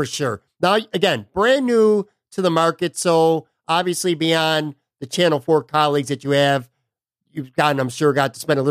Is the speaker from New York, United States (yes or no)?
yes; Buffalo, New York, United States; now in Florida, United States; I'm born and raised in Buffalo, and I live in Florida now